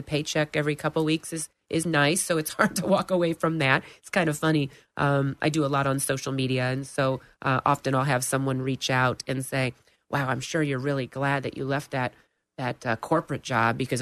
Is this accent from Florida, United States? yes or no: yes; Lake Mary, Florida, United States; also born or lived in St. Louis, Missouri / Atlanta, Georgia; I grew up in Lake Mary, went to Lake Mary Elementary and Lake Mary High School